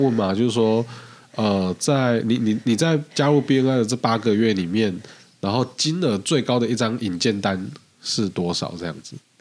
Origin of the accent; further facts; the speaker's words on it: Tainan, Taiwan; 我们台南人，你跟我说早餐不重要，我跟你拼命